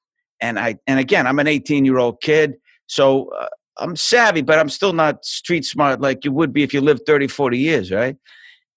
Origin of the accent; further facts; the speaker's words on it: Boston, Massachusetts, United States; moved away; I'm from Boston. I was born in a place called South Boston